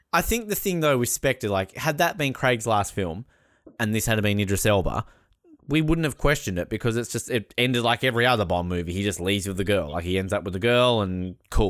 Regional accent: Australia; I am Australian.

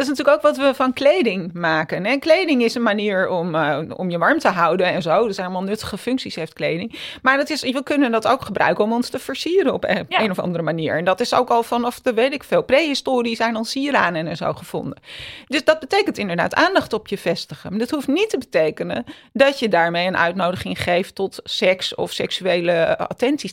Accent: Amsterdam, North Holland, Netherlands; ik ben in Amsterdam opgegroeid

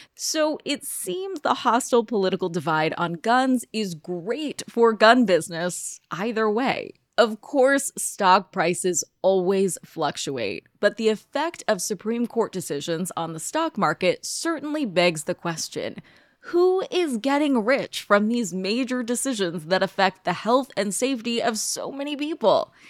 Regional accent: United States

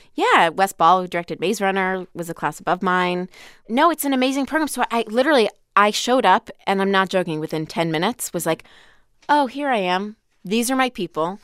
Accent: Florida, United States; born or raised there; also born or lived in Long Island, New York

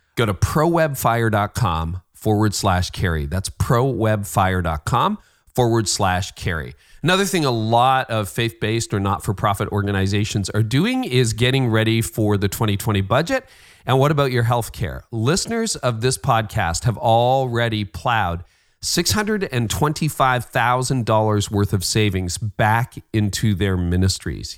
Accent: Canada; I'm Canadian

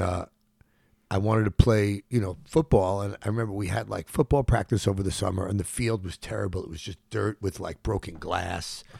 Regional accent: New York City, New York, United States; moved away as an adult; also born or lived in Los Angeles; now in Tulum, Mexico; I was born in Brookdale Hospital, and I grew up at Canarsie in Brooklyn

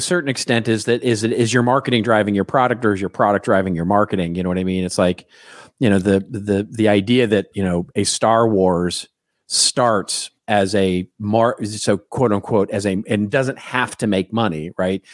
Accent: Dallas, Texas, United States; moved away; I'm from Dallas originally

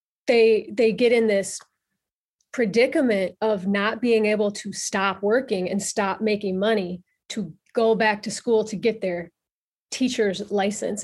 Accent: Illinois, United States; moved away as an adult; also born or lived in Minnesota; now in Minneapolis, United States; I grew up in Illinois, and I came to Minnesota kind of very unintentionally and somewhat reluctantly.

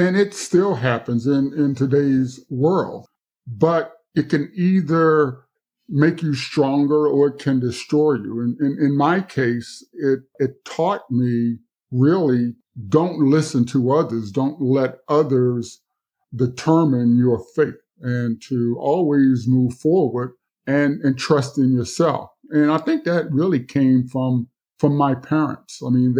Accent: Mississippi, United States; And I guess also growing up on the Mississippi Gulf Coast, the fight for civil rights was really my everyday experience.

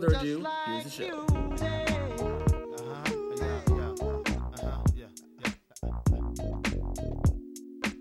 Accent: United States; we're from the New York, New Jersey kind of border area

